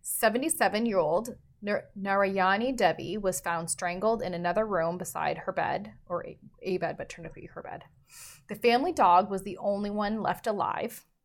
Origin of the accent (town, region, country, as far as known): Canada